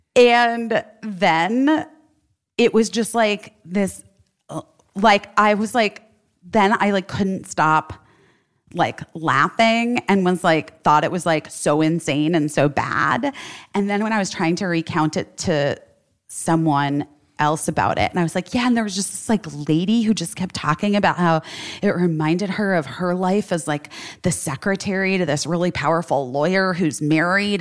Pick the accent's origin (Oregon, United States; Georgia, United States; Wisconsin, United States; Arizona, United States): Arizona, United States; Scottsdale; moved away; my old neighborhood that I grew up in in Scottsdale